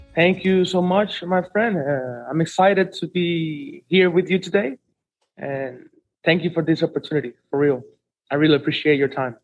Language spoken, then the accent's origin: English; Santiago de los Caballeros, Santiago, Dominican Republic; I'm born here in Santiago for since 1981, and this is my main place